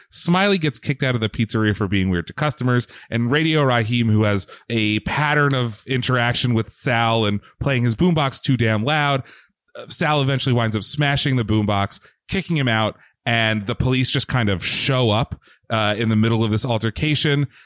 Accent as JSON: {"language": "English", "area": "Bucks County", "region": "Pennsylvania", "country": "United States", "tie": "born or raised there", "said": "We are both Pennsylvania natives."}